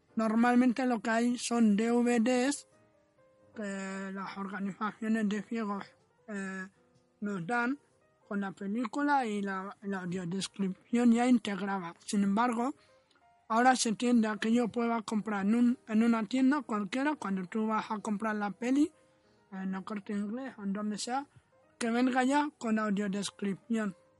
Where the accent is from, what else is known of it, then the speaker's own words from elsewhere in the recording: Western Sahara; also born or lived in Sahrawi refugee camps; now in Spain; yo soy saharaui, llevo 18 años, años en España, vivo con una familia española